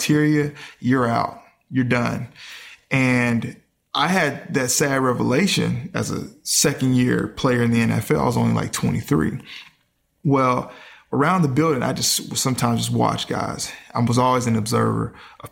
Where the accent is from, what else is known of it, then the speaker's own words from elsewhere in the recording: Mississippi, United States; I grew up in the South where, you know, Mississippi